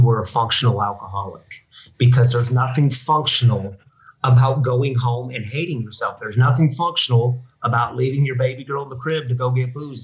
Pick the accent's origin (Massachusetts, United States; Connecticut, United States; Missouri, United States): Missouri, United States; moved away as an adult; also born or lived in Michigan; now in Denver, United States; I'm from Missouri, uh, born and raised in Missouri.